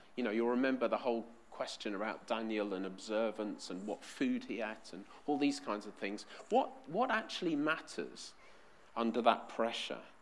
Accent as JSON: {"language": "English", "region": "London", "country": "United Kingdom", "tie": "born or raised there", "said": "I was born in West London, so of course I support QPR"}